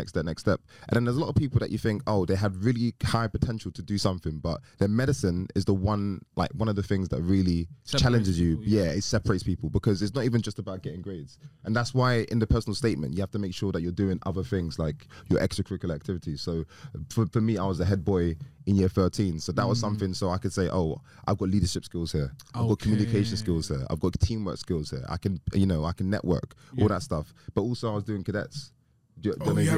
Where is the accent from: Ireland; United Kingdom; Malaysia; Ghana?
United Kingdom; London; I grew up in Manor Park. So I grew up around these guys in Newham. Newham, East London, deprived area